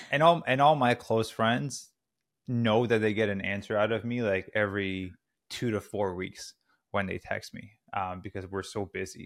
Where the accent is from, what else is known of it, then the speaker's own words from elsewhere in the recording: Canada; moved away as an adult; also born or lived in Squamish, British Columbia; now in Los Angeles, United States; I'm Canadian originally. We're currently in Los Angeles.